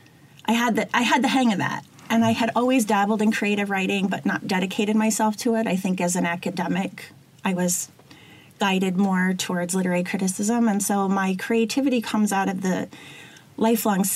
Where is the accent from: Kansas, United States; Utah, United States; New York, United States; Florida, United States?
New York, United States; moved away as an adult; also born or lived in Miami / Illinois; now in Michigan, United States; I'm originally from New York